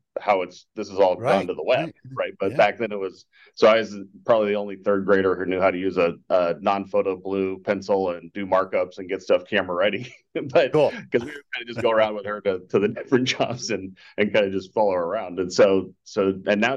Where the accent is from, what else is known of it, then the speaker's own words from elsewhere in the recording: Boulder, Colorado, United States; moved away as an adult; now in Scottsdale, United States; I grew up in Colorado, where you're just mentioning. So I grew up in a little town called Boulder, Colorado